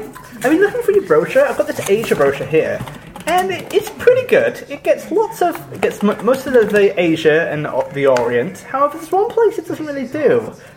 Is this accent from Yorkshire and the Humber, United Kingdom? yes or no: yes; Yorkshire and the Humber, United Kingdom; as a Yorkshireman